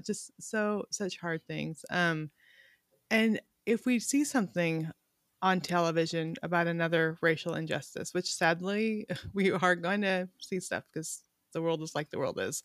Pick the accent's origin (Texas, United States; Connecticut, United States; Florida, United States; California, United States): California, United States; also born or lived in Montana; now in Little Rock, United States; I grew up in California, which we were very ethnically diverse.